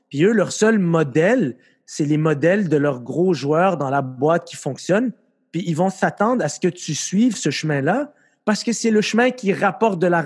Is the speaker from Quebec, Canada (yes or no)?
yes; Quebec, Canada; puis moi je suis pas un immigrant, moi je suis un Québécois